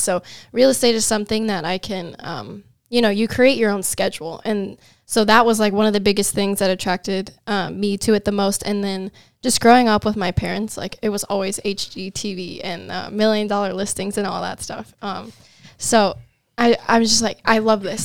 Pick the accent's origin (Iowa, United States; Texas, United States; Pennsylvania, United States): Iowa, United States; Ames; I'm from Ames, and I'm nineteen